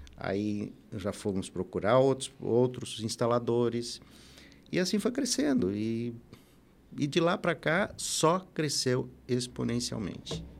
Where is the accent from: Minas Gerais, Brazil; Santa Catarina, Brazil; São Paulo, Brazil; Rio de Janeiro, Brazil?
Santa Catarina, Brazil; Florianópolis; also born or lived in Ituporanga, Santa Catarina; now in Blumenau, Brazil; eu sou natural de Tuporanga, né? Alto Vale, e, e aos oito anos de idade minha família foi se mudou para Florianópolis e lá eu, nós vivemos lá até quando até 1983 eu tinha 16 anos